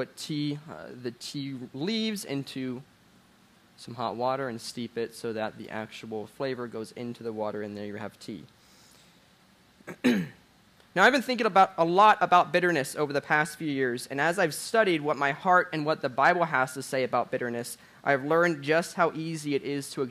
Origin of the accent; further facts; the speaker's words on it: Jacksonville, Florida, United States; I grew up in Jacksonville, Florida